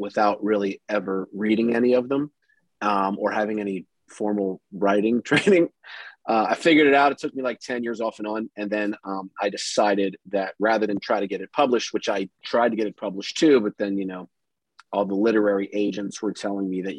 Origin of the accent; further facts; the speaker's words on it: Durham, North Carolina, United States; Durham, which is where I'm from